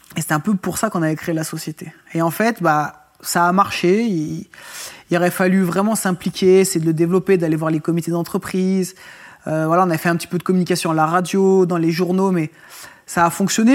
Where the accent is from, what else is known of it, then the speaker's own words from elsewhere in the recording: Roanne, Auvergne-Rhône-Alpes, France; j'étais originaire de Rouen et sur Rouen.